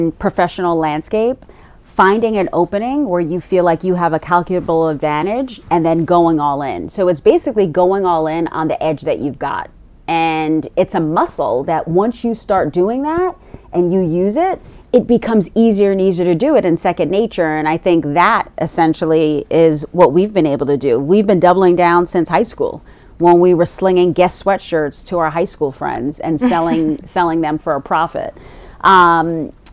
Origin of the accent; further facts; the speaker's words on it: New York City, New York, United States; we grew up in Ditmas Park, and so it was, like, to the right of us, it was people that looked like us, and, you know, we were steps away from Flatbush